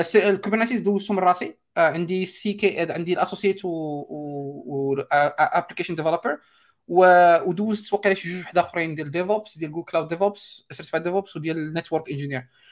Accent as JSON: {"language": "Arabic", "country": "Morocco", "said": "عندنا في المغرب"}